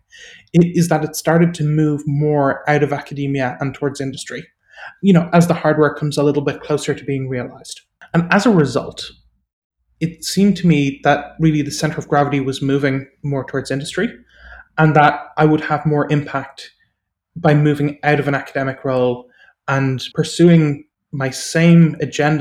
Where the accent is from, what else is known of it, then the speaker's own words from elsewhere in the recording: Ireland; I grew up in Ireland, as people might guess from my accent